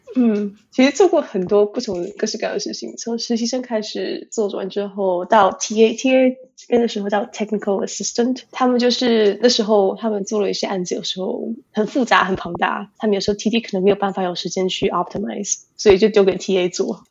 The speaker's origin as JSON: {"language": "Chinese", "town": "Tainan", "country": "Taiwan", "tie": "born or raised there", "moved": "as an adult", "lives_now": "United States", "said": "我是在台湾，台南，从家长大的，一直念，念到，基本上一直念到高中毕业"}